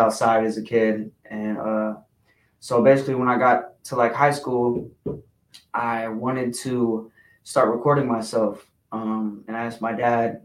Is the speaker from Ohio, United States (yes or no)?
yes; Toledo, Ohio, United States; I'm from Toledo, Ohio